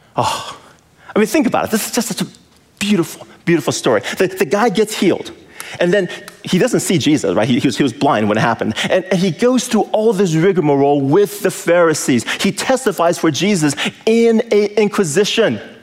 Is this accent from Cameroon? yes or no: no; California, United States; I'm from California, city boy